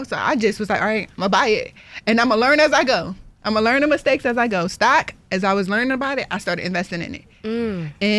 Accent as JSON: {"language": "English", "town": "Philadelphia", "region": "Pennsylvania", "country": "United States", "said": "I'm from Philly, Philly"}